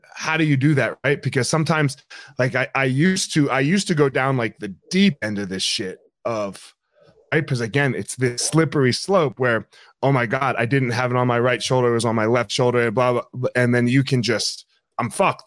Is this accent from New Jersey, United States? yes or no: yes; New Jersey, United States; I grew up in South Jersey.